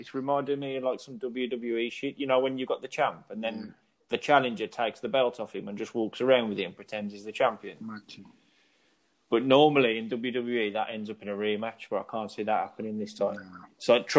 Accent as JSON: {"language": "English", "region": "England", "country": "United Kingdom", "said": "I'm English"}